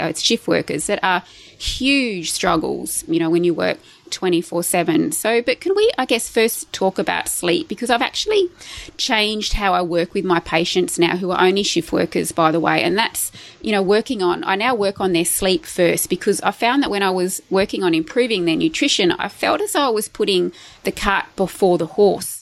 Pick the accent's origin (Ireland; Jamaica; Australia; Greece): Australia; Tamworth, New South Wales; we actually grew up in the same area, like in Tamworth. I was born in Tamworth in New South Wales